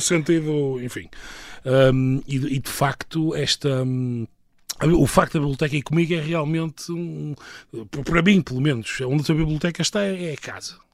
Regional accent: Portugal; moved away as an adult; also born or lived in Florence, Italy / California, United States; now in Madrid, Spain; Em 2009 eu saí de Portugal a primeira vez, quer dizer, para viver eh, fora

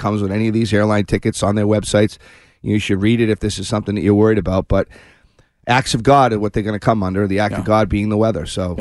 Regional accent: Shrewsbury, Massachusetts, United States; Fantastic school system over in Shrewsbury. My hometown

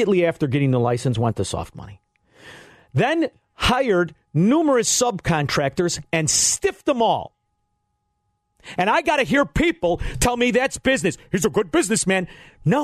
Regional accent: Illinois, United States; I grew up in Illinois

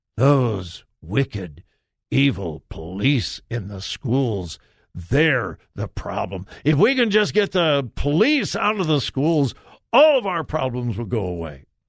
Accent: California, United States; my home state of California

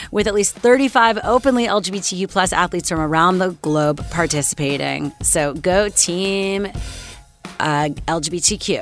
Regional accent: Canada; I'm Canadian

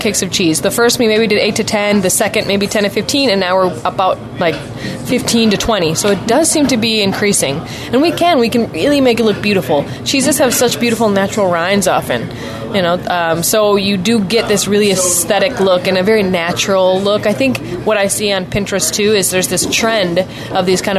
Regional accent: Wisconsin, United States; I'm from Wisconsin

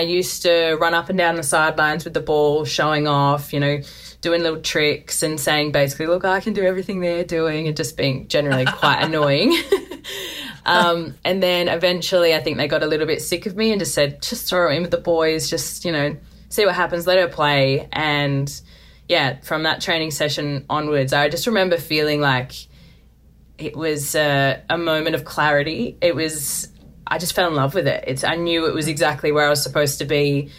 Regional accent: Melbourne, Victoria, Australia; You know, growing up in Melbourne, we were massive AFL fans.

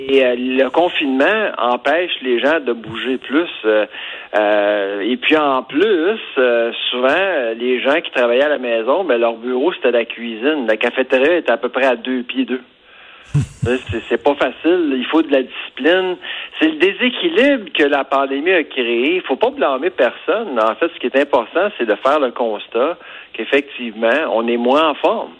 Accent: Farnham, Quebec, Canada; je viens de Farnham, des cantons d'Est, pas loin de Warwick, pas loin de Drummondville

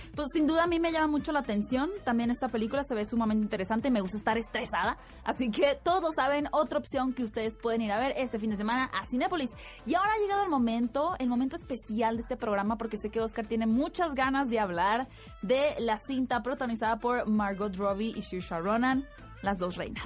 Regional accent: Hermosillo, Sonora, Mexico; moved away; yo veía de niña que en Hermosillo los anuncios en la tele

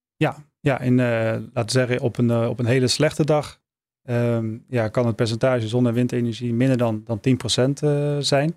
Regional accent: Maastricht, Limburg, Netherlands; liefst in regio Maastricht, waar ik vandaan kom

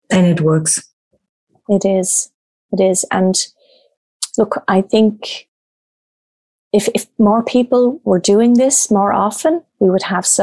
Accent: Australia; Obviously, I'm Irish Australian

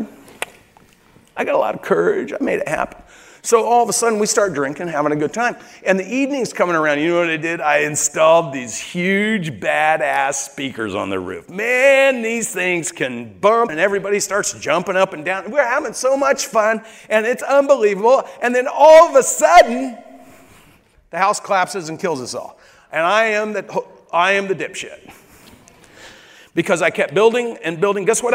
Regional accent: Corvallis, Oregon, United States; moved away as an adult; now in Miami, United States; I'm from Corvallis, Oregon, which I am

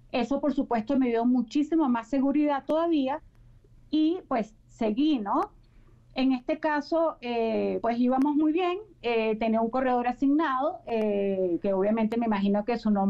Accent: Venezuela; moved away as an adult; now in Mexico; yo en mi país, allá en Venezuela, ya tengo ya casi 15 años aquí en México

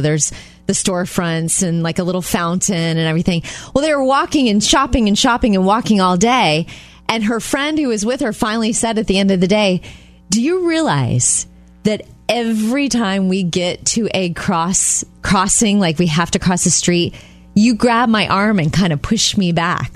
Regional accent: Jupiter, Florida, United States; moved away; when I go home to Jupiter, Florida, my hometown, to see my parents

